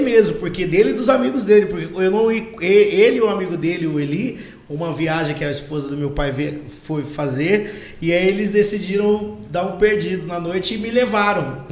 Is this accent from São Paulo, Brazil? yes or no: no; Campo Grande, Mato Grosso do Sul, Brazil; é minha terra, é onde eu, onde eu cresci